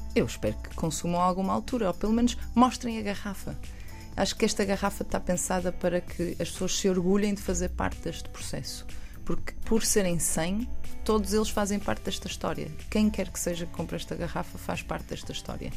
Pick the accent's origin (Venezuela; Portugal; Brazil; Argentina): Portugal; eu sou obviamente, portuguesa, eu sei de onde venho